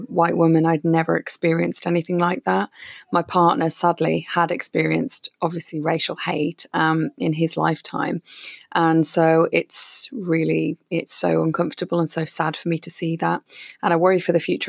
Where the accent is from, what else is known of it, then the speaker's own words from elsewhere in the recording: Wolverhampton, West Midlands, United Kingdom; I'm from Wolverhampton